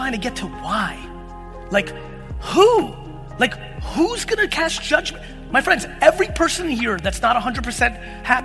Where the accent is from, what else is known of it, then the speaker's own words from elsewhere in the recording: Edison, New Jersey, United States; also born or lived in Soviet Union; me being born in the Soviet Union, me growing up in Edison and working in a liquor store in Springfield